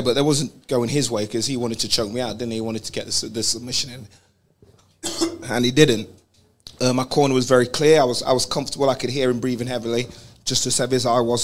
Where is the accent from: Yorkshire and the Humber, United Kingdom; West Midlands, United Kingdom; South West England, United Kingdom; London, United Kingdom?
London, United Kingdom; we're both from London or England.